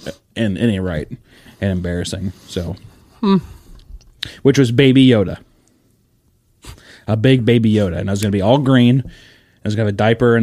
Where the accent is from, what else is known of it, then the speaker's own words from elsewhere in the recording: United States; I'm American